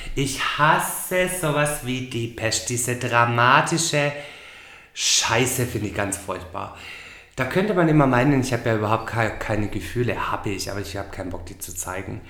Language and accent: German; Swabia, Germany; moved away as an adult; now in Gran Canaria, Spain; ich bin Schwabe